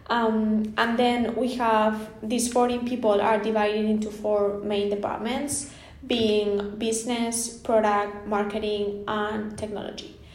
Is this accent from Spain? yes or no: yes; Spain; growing up in Spain